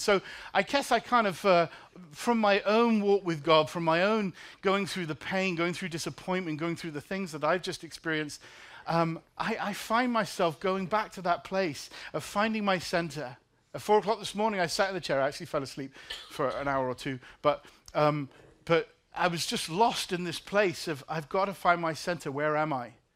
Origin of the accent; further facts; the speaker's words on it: England, United Kingdom; now in Chicago, United States; I'm from England